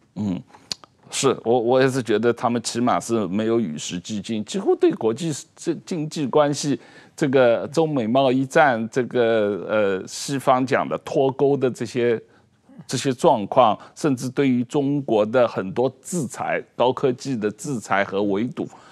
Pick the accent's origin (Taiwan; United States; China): Taiwan; 我们台湾人